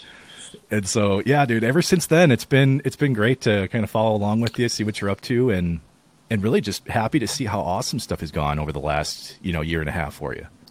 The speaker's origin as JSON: {"language": "English", "region": "Wisconsin", "country": "United States", "tie": "born or raised there", "said": "I was born in Wisconsin"}